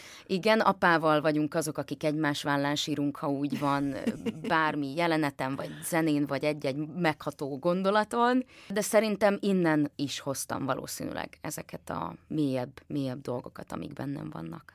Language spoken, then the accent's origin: Hungarian; Nyírmada, Szabolcs-Szatmár-Bereg, Hungary; én nyírmadai vagyok